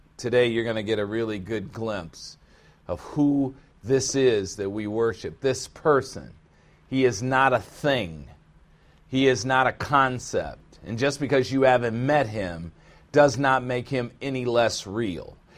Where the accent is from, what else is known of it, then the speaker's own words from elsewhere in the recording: United States; I am an American